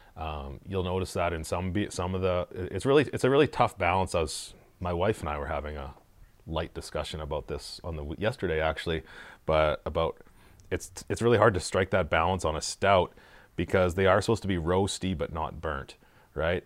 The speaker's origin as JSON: {"language": "English", "region": "Saskatchewan", "country": "Canada", "said": "I'm from Saskatchewan"}